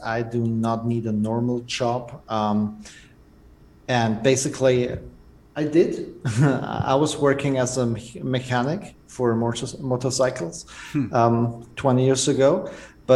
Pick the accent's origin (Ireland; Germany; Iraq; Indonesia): Germany; from Germany, and I'm a serial entrepreneur